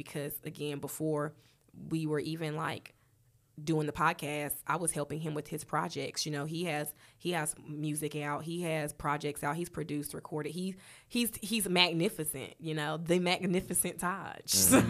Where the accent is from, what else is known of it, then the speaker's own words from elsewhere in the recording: Charlotte, North Carolina, United States; Okay, so I'm real West Side. I'm gonna tell y'all all of the. Because I'm really from Charlotte. I started out at Bruns Avenue Elementary.